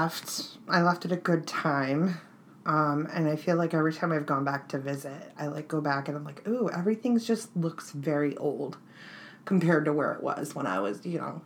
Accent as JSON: {"language": "English", "region": "Texas", "country": "United States", "tie": "born or raised there", "said": "born and raised from Texas, like, as a Texas girl"}